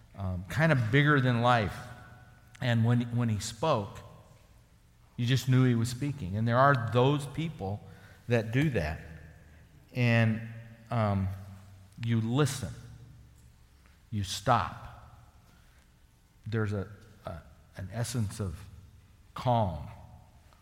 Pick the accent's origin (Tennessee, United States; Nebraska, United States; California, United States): Nebraska, United States; the Sandhills; growing up in the Sandhills, I worked for ranchers